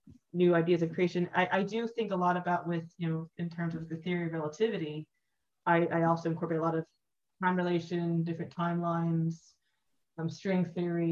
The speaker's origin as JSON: {"language": "English", "country": "United States", "tie": "born or raised there", "said": "growing up in the States"}